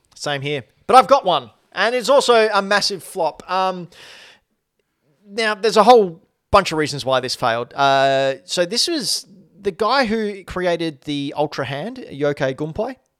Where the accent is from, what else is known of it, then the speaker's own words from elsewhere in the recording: Australia; I'm Australian